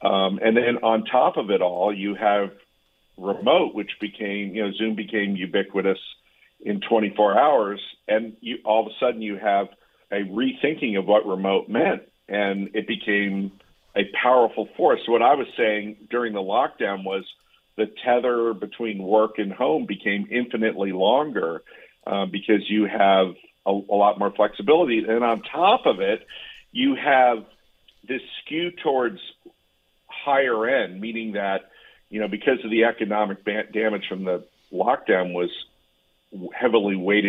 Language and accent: English; Connecticut, United States; this is my analogy, just using my hometown in Connecticut, my town saw 200 listings pre-pandemic